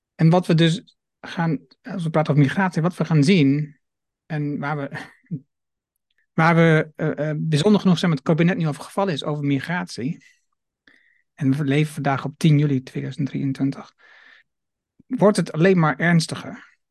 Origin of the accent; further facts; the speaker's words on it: Twente, Overijssel, Netherlands; now in Achterhoek, Netherlands; In Nederland geboren, Twente. woon nu al ja. lang in Achterhoek